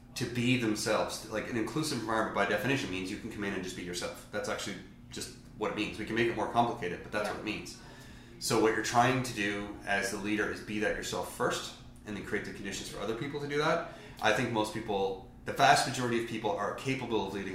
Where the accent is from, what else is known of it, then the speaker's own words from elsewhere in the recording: Newfoundland and Labrador, Canada; I'm from Newfoundland.